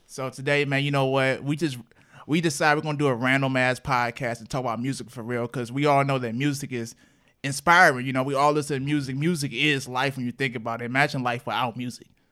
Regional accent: Cleveland, Ohio, United States; moved away as an adult; now in Toledo, United States; I'm from Cleveland. I came to Toledo.

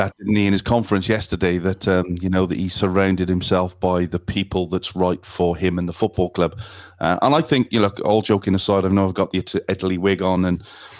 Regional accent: United Kingdom; now in Australia; I'm a British citizen or ex-British citizen, now Australian citizen.

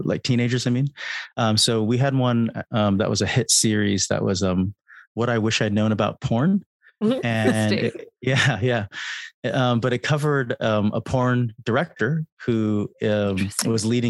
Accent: California, United States; now in United Kingdom; I'm from California, I'm based in the UK.

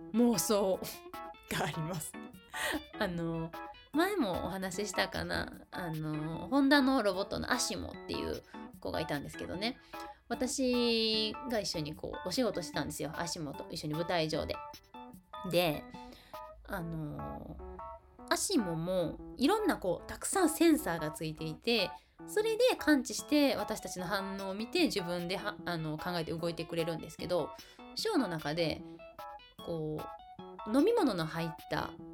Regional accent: Kansai, Japan; 私関西育ちのはぐれ役者

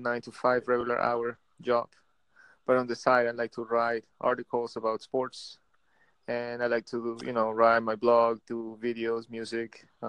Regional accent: New Jersey, United States; first language Spanish; English is a second language; also born or lived in Peru; Well, I am from New Jersey.

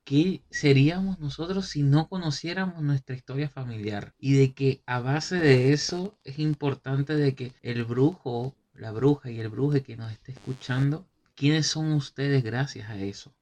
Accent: Venezuela; moved away; somos venezolanos ambos, si no lo ha, si no lo han visto por nuestros acentos

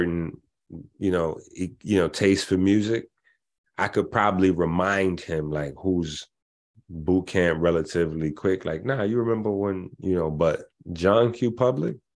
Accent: New York City, New York, United States; I'm from the Bronx, you know, 158th Street in the Bronx.

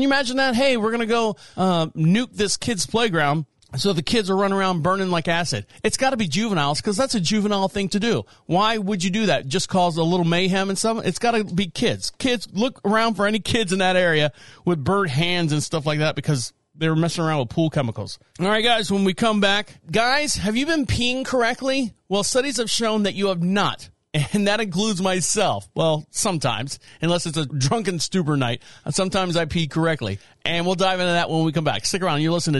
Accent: Florida, United States; this gentleman right here from my home state of Florida

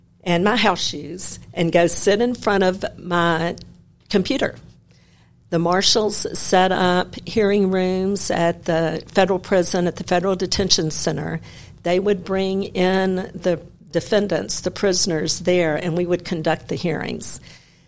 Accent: Memphis, Tennessee, United States; I was born and raised in Memphis.

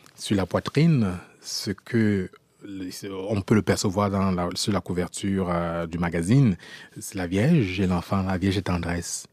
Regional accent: France; moved away as an adult; also born or lived in Cameroon; now in Quebec, Canada; j'ai grandi en France dans un contexte de racisme

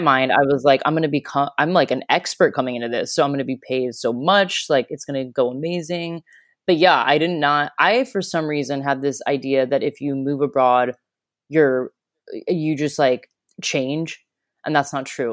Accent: Florida, United States; moved away as an adult; also born or lived in Chicago; now in Australia; I grew up in Florida

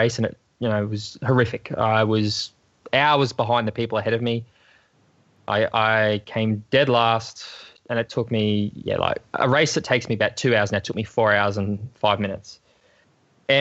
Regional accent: Australia; growing up in Australia.

